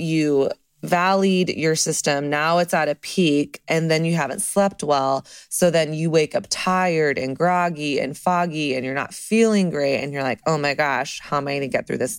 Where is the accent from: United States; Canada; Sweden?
United States; the South; now in Brooklyn, United States; I'm from the South.